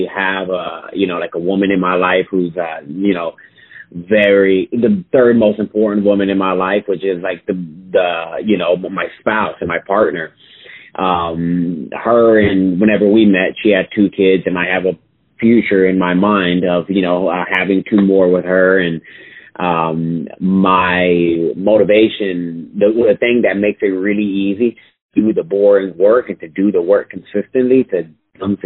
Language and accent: English; Austin, Texas, United States; I was born and raised still here in Austin, Texas.